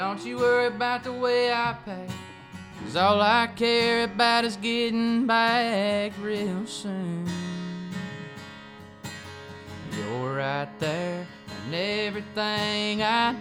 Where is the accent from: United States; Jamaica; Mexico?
United States; Daisy, Georgia; moved away as an adult; I'm from Daisy, Georgia, kind of near Savannah.